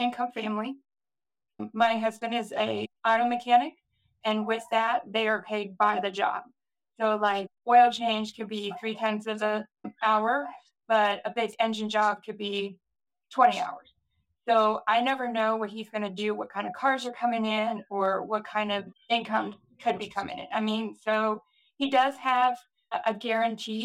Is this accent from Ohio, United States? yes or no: yes; Ohio, United States; I'm from Ohio